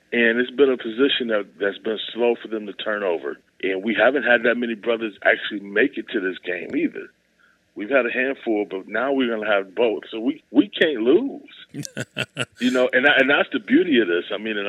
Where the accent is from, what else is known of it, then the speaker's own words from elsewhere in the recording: Ohio, United States; I'm from Ohio.